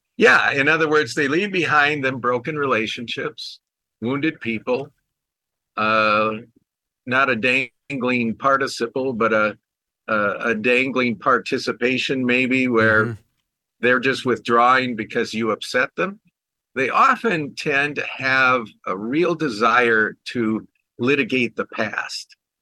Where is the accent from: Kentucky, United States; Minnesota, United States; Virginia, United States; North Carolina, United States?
Minnesota, United States; Minneapolis; I grew up in the Minneapolis area